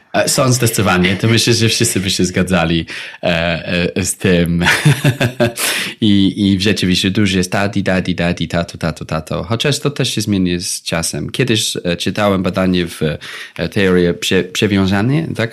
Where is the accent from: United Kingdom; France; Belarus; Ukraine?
United Kingdom; England; Polish is a second language; now in Poland; Ja pochodzę właśnie z Wielkiej Brytanii